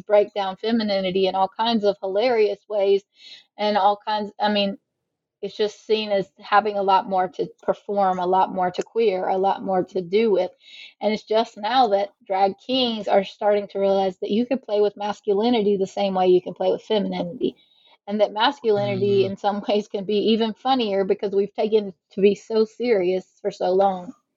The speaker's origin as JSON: {"language": "English", "region": "South Carolina", "country": "United States", "tie": "born or raised there", "also_born_or_lived": "Mississippi", "said": "I live in South Carolina and I'm from South Carolina, so hmm. um, born and raised Southerner."}